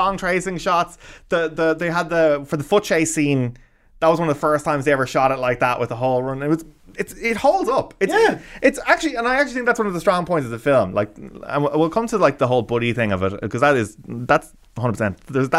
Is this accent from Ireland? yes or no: yes; Lahinch, Munster, Ireland; I grew up in Lahinch and County Clare around surf